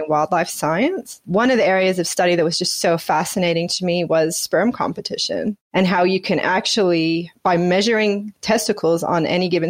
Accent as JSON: {"language": "English", "region": "Washington", "country": "United States", "tie": "born or raised there", "moved": "as an adult", "lives_now": "Gold Coast, Australia", "said": "I grew up in Washington State in the Pacific Northwest"}